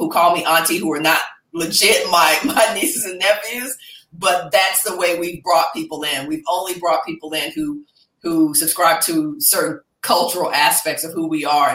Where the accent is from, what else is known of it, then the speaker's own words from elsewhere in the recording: Dallas, Texas, United States; my hometown of Dallas